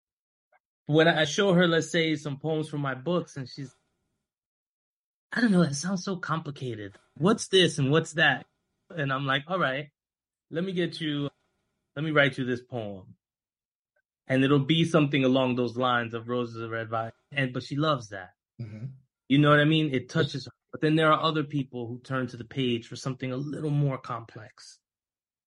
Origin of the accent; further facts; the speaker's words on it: New York City, New York, United States; My family's from Dominican Republic. I was born here in Harlem, right? But my family's from DR